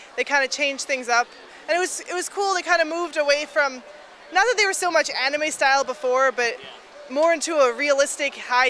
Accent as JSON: {"language": "English", "region": "Maryland", "country": "United States", "said": "I'm from Maryland"}